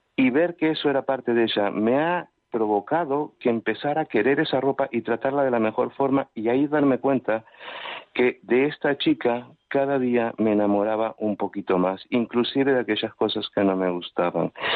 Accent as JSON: {"language": "Spanish", "country": "Uruguay", "tie": "born or raised there", "moved": "yes", "lives_now": "Palma de Mallorca, Spain", "said": "soy nativo de Uruguay"}